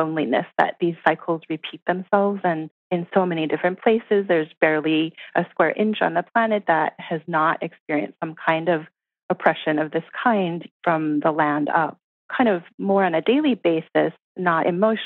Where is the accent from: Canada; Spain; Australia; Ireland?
Canada; because I was born in Canada